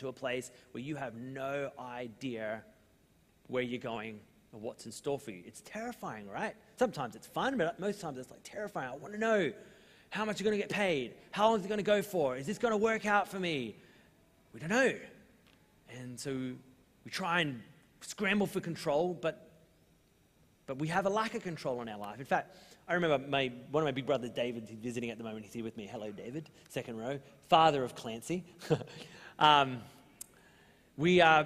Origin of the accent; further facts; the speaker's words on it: Australia; we're Australian